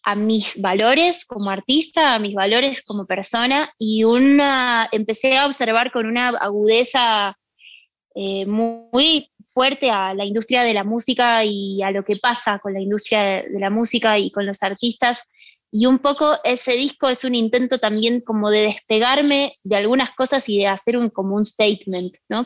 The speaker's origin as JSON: {"language": "Spanish", "country": "Argentina", "moved": "yes"}